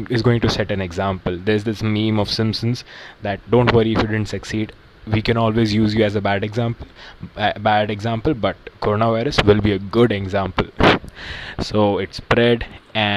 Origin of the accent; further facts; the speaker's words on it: India; now in United States; I'm an Indian